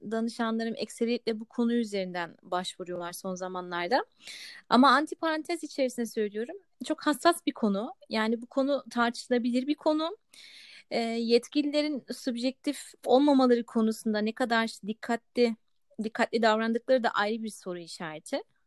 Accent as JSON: {"language": "Turkish", "country": "Germany", "tie": "born or raised there", "said": "Kendim doğma büyüme Almanyalıyım."}